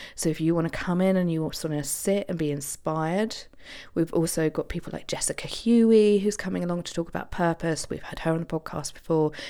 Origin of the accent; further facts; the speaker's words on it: Isle of Wight, South East England, United Kingdom; on the Isle of Wight, my hometown